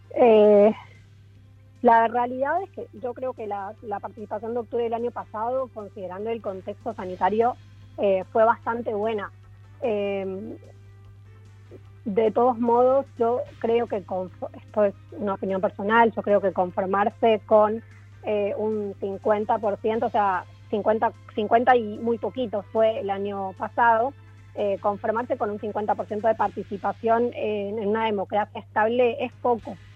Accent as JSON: {"language": "Spanish", "region": "Buenos Aires", "country": "Argentina", "accent": "soft Argentine", "moved": "as an adult", "lives_now": "Chile", "said": "Soy argentina, de Buenos Aires, pero vivo en Chile hace 10 años"}